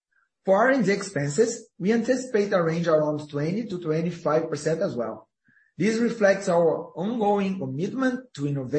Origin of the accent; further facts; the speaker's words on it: Brazil; English is a second language; We came from Brazil, we grew up in a place with inflationary recession.